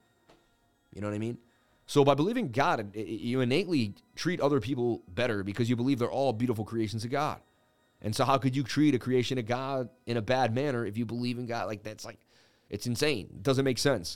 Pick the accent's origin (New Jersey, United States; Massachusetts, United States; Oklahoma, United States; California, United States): Massachusetts, United States; Boston; I was born in Boston